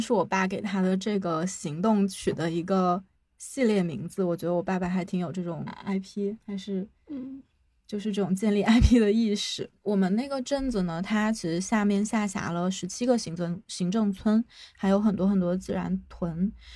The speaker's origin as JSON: {"language": "Chinese", "region": "Guangxi", "country": "China", "said": "我是广西人，我的家在广西偏西南边的一个小镇上"}